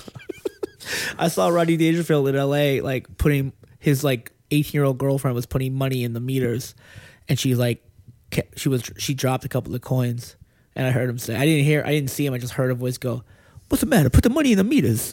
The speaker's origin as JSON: {"language": "English", "town": "Lynn", "region": "Massachusetts", "country": "United States", "tie": "born or raised there", "moved": "as an adult", "lives_now": "Los Angeles, United States", "said": "I grew up in Lynn"}